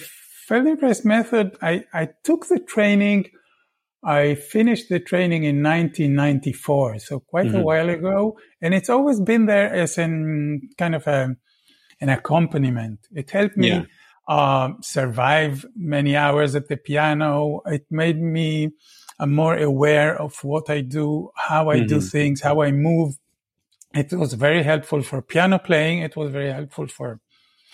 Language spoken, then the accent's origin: English; Tel Aviv, Tel Aviv District, Israel; I was born in Israel. I grew up in Tel Aviv